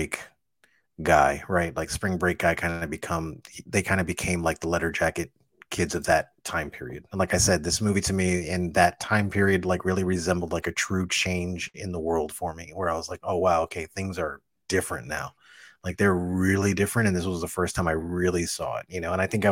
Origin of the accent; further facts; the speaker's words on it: Miami, Florida, United States; also born or lived in Kendall, Miami; I was raised in Little Havana. Little Havana is like the Cuban ghetto in Miami. So I was raised there.